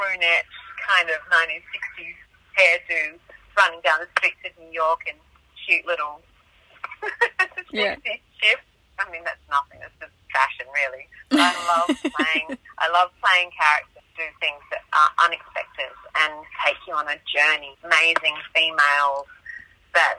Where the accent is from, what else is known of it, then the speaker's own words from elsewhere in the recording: Tasmania, Australia; I grew up in Tasmania